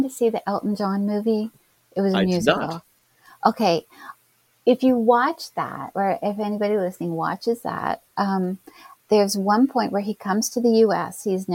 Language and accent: English; Canada; I'm Canadian